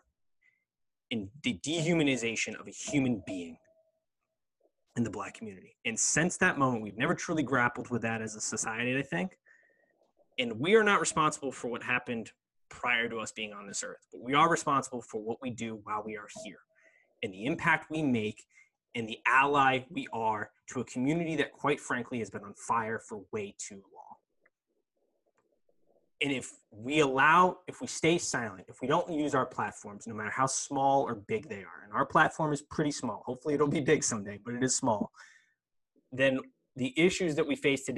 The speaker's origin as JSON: {"language": "English", "country": "United States", "tie": "born or raised there", "said": "I was born in the United States"}